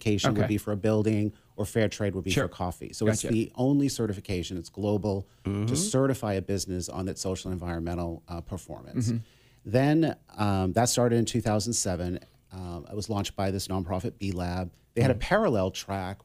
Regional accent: Massachusetts, United States; moved away as an adult; now in San Diego, United States; I'm from Massachusetts. I was born and raised in Massachusetts.

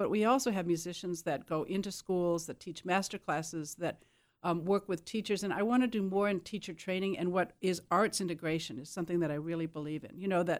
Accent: Burlington, Wisconsin, United States; born there; I was born in Burlington, Wisconsin, in the southeast corner, now almost a suburb of Milwaukee.

